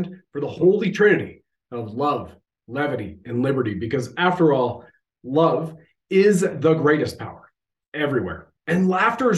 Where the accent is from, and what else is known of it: Canada